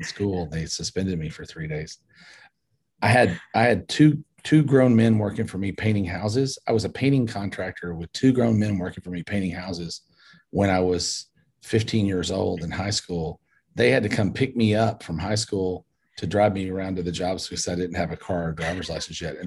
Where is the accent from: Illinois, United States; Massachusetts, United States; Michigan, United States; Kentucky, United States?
Kentucky, United States; Paducah; I was born in Paducah, Kentucky, a little bitty town in Western Kentucky